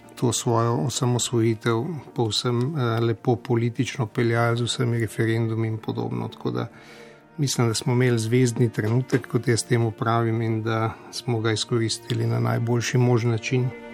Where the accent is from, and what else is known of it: Slovenia